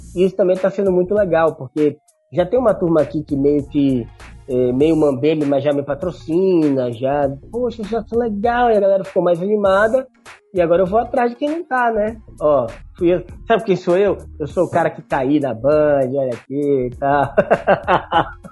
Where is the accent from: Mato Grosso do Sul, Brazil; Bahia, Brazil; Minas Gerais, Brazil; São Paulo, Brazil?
Bahia, Brazil; moved away; Eu sou da Bahia